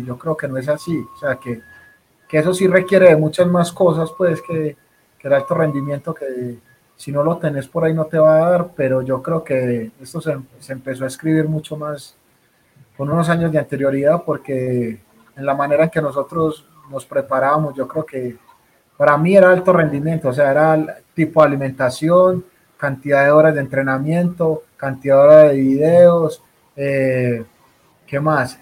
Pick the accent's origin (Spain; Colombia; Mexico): Colombia; nosotros como colombianos